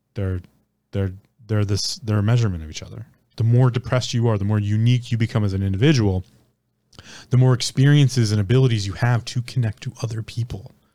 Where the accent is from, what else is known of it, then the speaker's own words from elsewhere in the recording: United States; as an American, born and raised in America